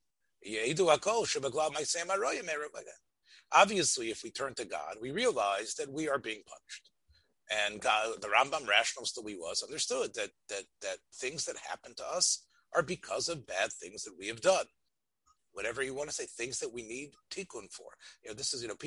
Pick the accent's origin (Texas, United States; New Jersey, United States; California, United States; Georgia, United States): New Jersey, United States; Union County; moved away; I come from Union County in New Jersey